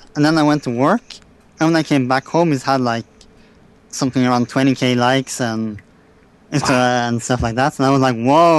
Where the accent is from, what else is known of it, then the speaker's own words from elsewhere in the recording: Norway; No, I'm from Norway.